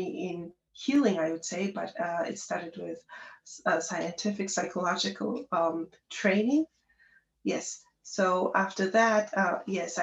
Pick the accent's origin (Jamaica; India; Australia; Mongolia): Mongolia; Darkhan, Darkhan-Uul; moved away as an adult; also born or lived in Ulaanbaatar, Mongolia; I was born in Ulaanbaatar, the capital city of Mongolia. However, I grew up in Darhang, a smaller city in Mongolia.